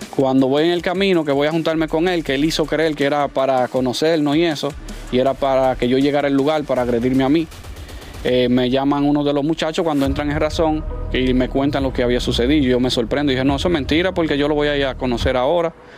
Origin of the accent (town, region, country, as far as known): Dominican Republic